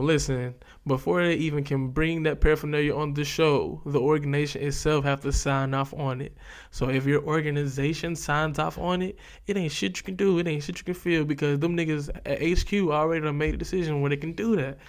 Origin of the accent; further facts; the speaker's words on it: the South, United States; I'm from the South